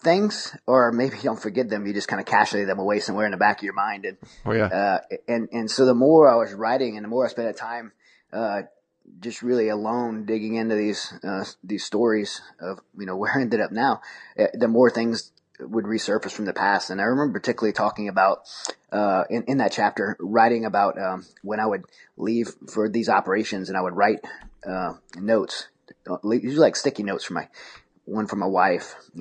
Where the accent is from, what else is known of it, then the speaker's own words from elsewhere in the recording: Raceland, Louisiana, United States; also born or lived in Houma / Thibodaux; I grew up in South Louisiana in a place called Raceland or in Houma, Thibodaux area of Louisiana